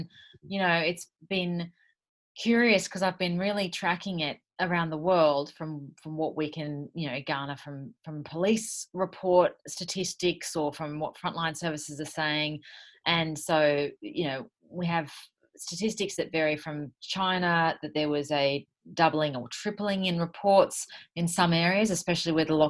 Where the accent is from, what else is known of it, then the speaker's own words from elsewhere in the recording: Sydney, New South Wales, Australia; I'm from Sydney